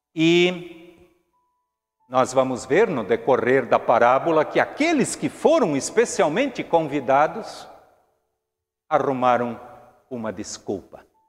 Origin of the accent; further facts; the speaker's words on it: Brazil; todos nós somos brasileiros